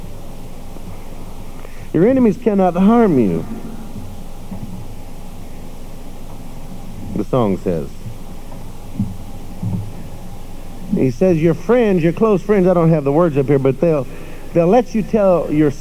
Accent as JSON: {"language": "English", "region": "West Texas", "country": "United States", "said": "I'm from West Texas"}